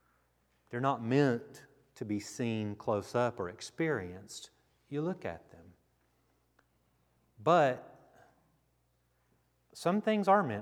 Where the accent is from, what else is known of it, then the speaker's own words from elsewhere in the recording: Grand Prairie, Texas, United States; I grew up in Grand Prairie, Texas